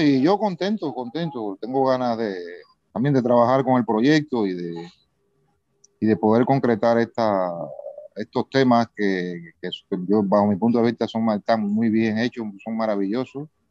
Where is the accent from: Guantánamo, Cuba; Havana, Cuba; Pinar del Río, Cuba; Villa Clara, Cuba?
Guantánamo, Cuba; Baracoa; Yo soy de Cuba, de la parte oriental, de un sitio, de un pueblo que se llama Baracoa